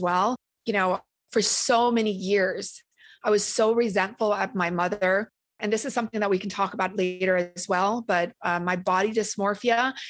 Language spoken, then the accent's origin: English; Orange County, California, United States; accent: Valley girl; also born or lived in Vietnam; I came from a refugee camp straight to the OC of all places